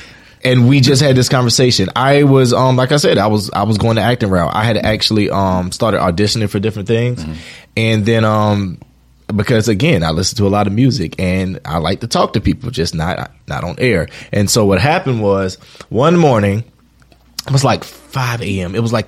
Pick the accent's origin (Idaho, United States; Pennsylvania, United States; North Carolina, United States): North Carolina, United States; Wilmington; I'm from North Carolina. All right. Born and raised.